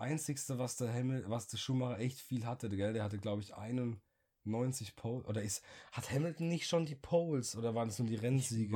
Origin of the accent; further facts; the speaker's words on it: Germany; als Deutscher